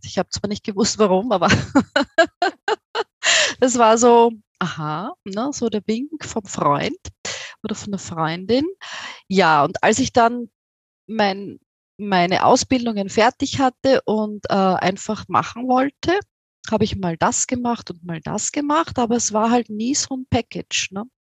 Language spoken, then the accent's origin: German; Austria; accent: Austrian; wie du aus meinem Akzent hörst, ich komme aus Österreich, aus äh, nahe von Wien